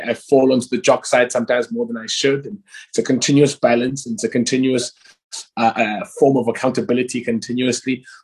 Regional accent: Cape Town, Western Cape, South Africa; I'm a South African who was raised in the township of Guguletu and Langa

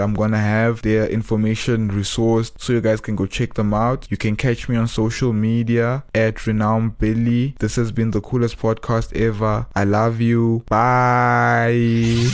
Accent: Johannesburg, Gauteng, South Africa; moved away as an adult; also born or lived in Cape Town; my growing up in Joburg

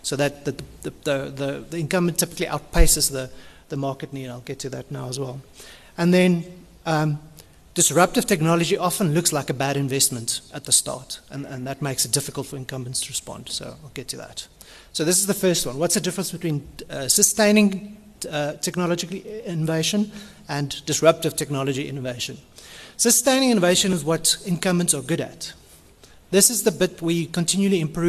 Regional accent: Cape Town, Western Cape, South Africa; I'm from Cape Town

